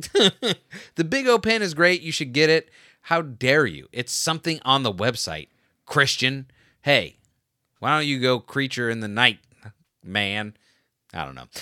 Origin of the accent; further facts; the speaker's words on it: Florida, United States; I grew up in Florida